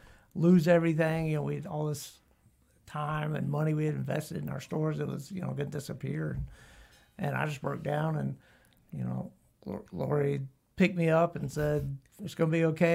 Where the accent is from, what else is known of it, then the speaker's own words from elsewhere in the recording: Atlanta, Georgia, United States; also born or lived in Stone Mountain / Marietta; I grew up pretty much around Atlanta.